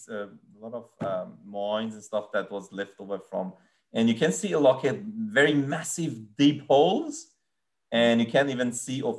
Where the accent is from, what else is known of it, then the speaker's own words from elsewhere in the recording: Iran; The, the, the, most unusual thing, I'm coming from Iran, like I've seen a lot of unusual things yeah. in Iran, like, you know, historical places, things like that.